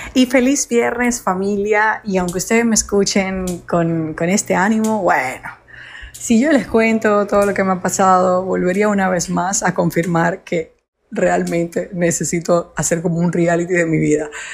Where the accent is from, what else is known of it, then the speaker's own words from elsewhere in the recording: Dominican Republic; moved away; República Dominicana y era algo que como mi país eh, es mi país natal